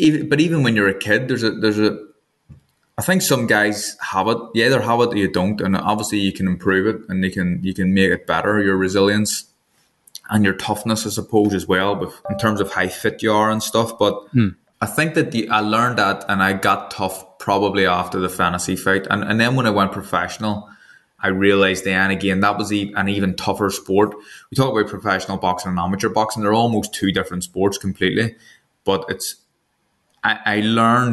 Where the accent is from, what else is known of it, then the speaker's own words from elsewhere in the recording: Northern Ireland, United Kingdom; I'm from Northern Ireland and I'm also a Protestant as well